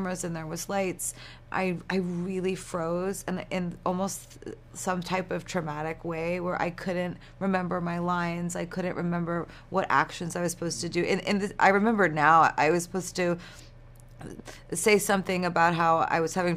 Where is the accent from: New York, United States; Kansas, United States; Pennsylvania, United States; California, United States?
New York, United States; I'm from New York